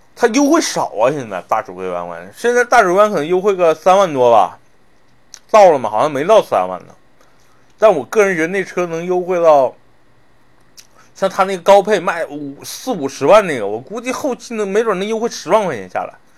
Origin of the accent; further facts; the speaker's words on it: Northeast China, China; moved away; 我小时候是在，是在东北长大的